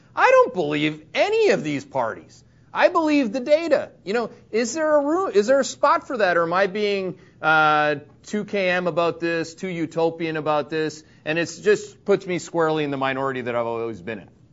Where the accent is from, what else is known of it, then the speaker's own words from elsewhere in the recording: Canada; now in Connecticut, United States; I'm a Canadian green card holder